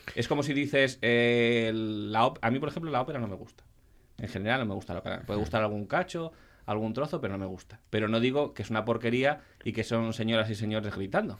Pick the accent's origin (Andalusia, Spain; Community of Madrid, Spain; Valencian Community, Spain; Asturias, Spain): Asturias, Spain; Yo como buen asturiano